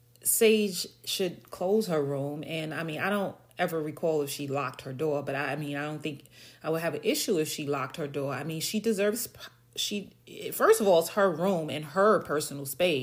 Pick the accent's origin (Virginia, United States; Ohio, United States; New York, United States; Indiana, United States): New York, United States; moved away; I'm from New York. You know, we lived in a 3-bedroom, typical New York apartment.